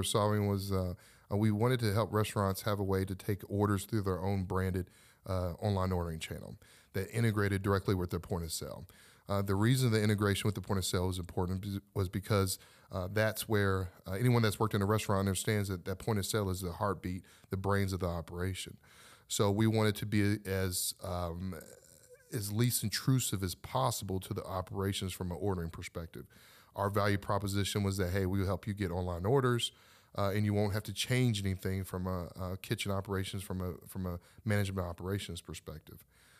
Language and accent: English; Louisville, Kentucky, United States; Well, I was born and raised in Louisville, Kentucky, and I didn't want to become an entrepreneur.